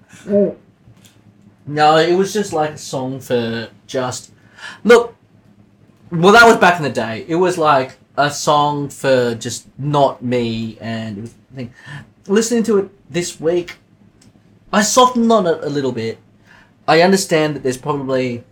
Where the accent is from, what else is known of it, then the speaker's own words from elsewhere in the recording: Sydney, New South Wales, Australia; I grew up in Canterbury